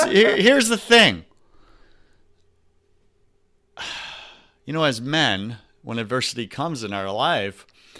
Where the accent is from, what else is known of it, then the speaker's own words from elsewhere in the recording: Long Island, New York, United States; I grew up on Long Island